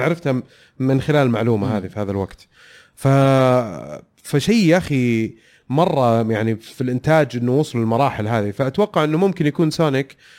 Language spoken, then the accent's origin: Arabic; Saudi Arabia; حلو هذا برنامج عندنا في السعوديه